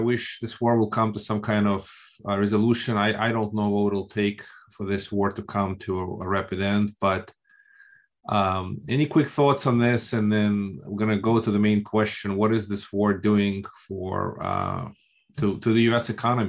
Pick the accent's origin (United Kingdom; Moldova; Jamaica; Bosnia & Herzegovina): Moldova; moved away; I grew up in Republic of Moldova, which was part of the Soviet Union on the border with Ukraine. Wife is from Ukraine.